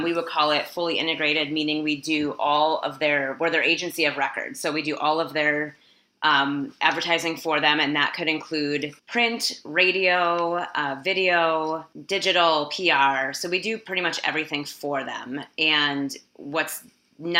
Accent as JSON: {"language": "English", "region": "Midwest", "country": "United States", "tie": "born or raised there", "also_born_or_lived": "Minneapolis, Minnesota", "said": "I live in Minneapolis, Minnesota. I grew up in the Midwest in the United States"}